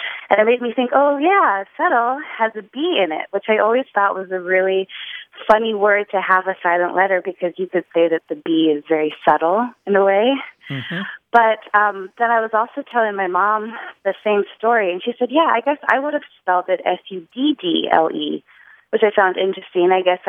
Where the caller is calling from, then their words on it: New Orleans, Louisiana, United States; I'm calling from New Orleans.